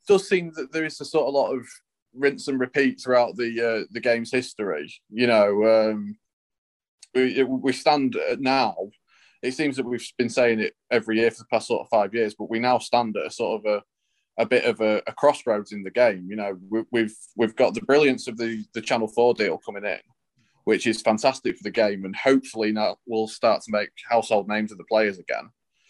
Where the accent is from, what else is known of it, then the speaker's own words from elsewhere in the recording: Cleethorpes, Yorkshire and the Humber, United Kingdom; I grew up in the Yorkshire TV region because bizarrely that's what we have here in Cleethorpes